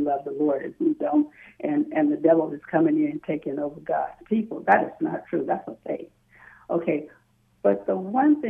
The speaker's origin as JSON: {"language": "English", "region": "the South", "country": "United States", "tie": "born or raised there", "said": "I grew up in the South"}